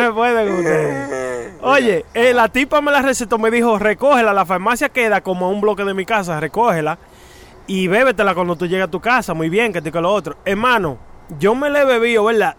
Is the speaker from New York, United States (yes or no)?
yes; New York City, New York, United States; cuando yo crecí en Queens, en Astoria